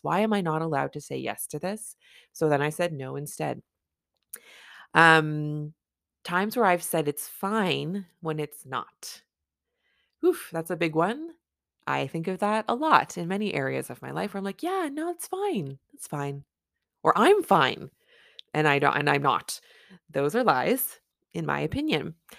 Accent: Canada; I'm a Canadian family physician

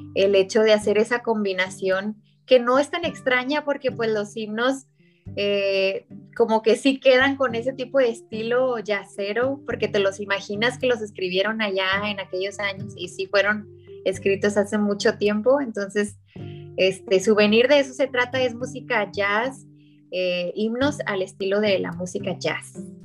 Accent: Ciudad Acuña, Coahuila, Mexico; soy de Ciudad Acuña, Coahuila, el norte de, México, estamos en frontera con Estados Unidos

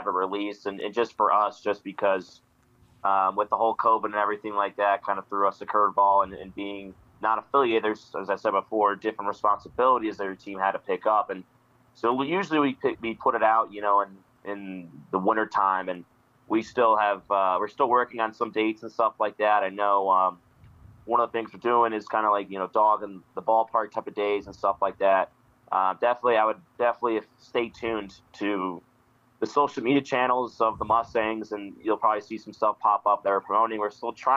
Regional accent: Northeast, United States; moved away as an adult; also born or lived in Cape Cod, Massachusetts; now in Billings, United States; I'm from the Northeast and the East Coast area.

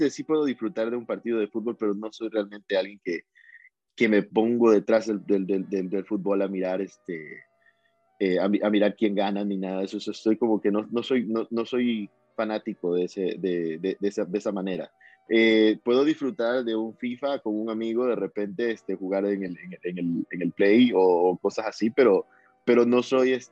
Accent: Guayaquil, Guayas, Ecuador; Guayaquileño, soy de Guayaquil, sí. Soy de Guayaquil, de la costa este, soy más de mariscos

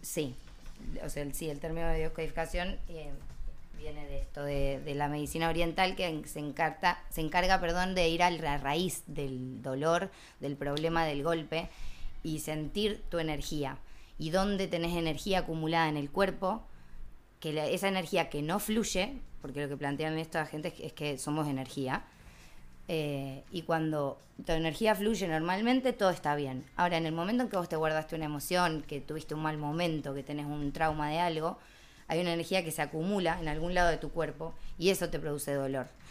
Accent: Argentina; now in Barcelona, Spain

